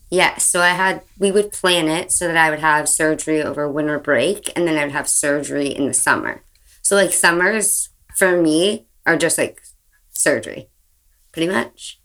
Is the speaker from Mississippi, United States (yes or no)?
no; right outside of San Francisco, California, United States; I grew up right outside of San Francisco